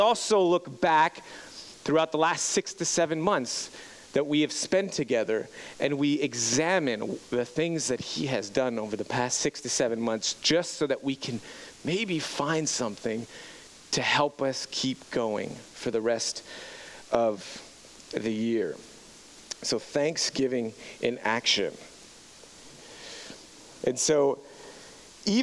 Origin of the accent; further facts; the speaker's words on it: Montreal, Quebec, Canada; moved away as an adult; growing up in Montreal, Quebec, born and raised Montreal, Quebec